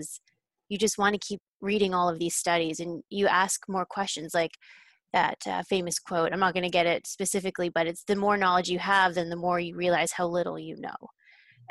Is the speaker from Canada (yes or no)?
yes; Canada; I grew up in Canada